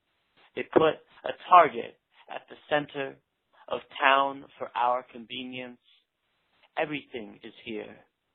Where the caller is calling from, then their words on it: Portland, Oregon, United States; I'm calling from Portland, Oregon